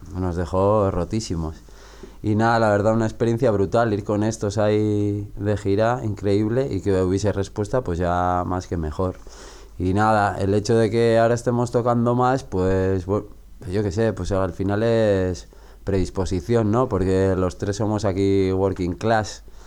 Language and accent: Spanish; Zumaia, Basque Country, Spain; mi pueblo en Zumaya